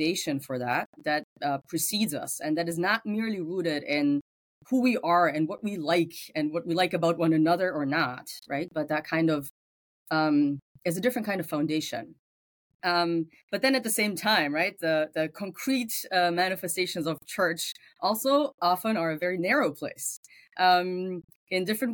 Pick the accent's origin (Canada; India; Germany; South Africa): Germany; English is a second language; moved away as an adult; So English is not my first language. I grew up in Germany. So you will find the accent in the background every now and then